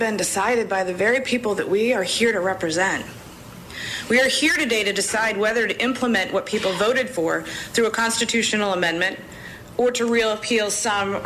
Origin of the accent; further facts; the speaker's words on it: Bethel, Maine, United States; from Bryant Pond, my hometown in Bethel